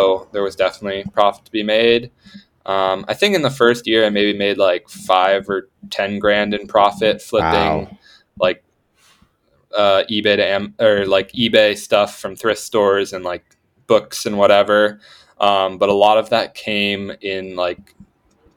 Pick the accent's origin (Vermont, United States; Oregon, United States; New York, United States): Vermont, United States; which is where I'm from Vermont originally